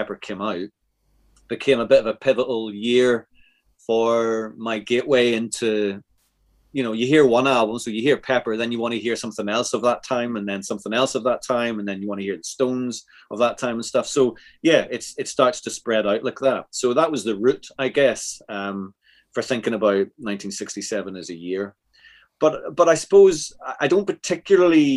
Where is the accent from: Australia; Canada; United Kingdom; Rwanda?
United Kingdom; Northern Ireland; I grew up in Northern Ireland